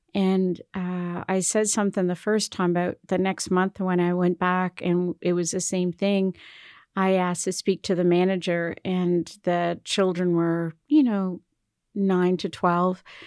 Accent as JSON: {"language": "English", "area": "Cape Breton Island", "region": "Nova Scotia", "country": "Canada", "also_born_or_lived": "Toronto / Montreal", "moved": "yes", "lives_now": "Halifax, Canada", "said": "I'm from Cape Breton Island"}